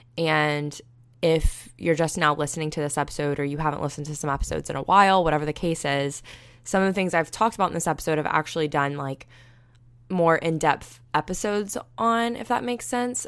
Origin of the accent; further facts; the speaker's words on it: Panama City Beach, Florida, United States; moved away; I'm from Panama City Beach, and it's literally a beautiful place